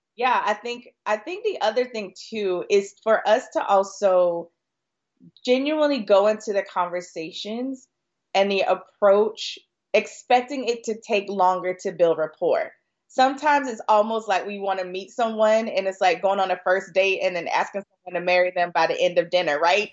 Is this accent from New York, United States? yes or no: no; Florida, United States; I'm originally from Florida